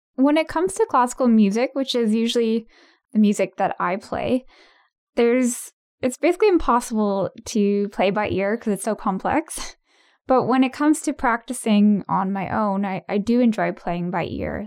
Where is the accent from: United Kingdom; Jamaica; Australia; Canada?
Canada; Ottawa, Ontario; born and raised in Ottawa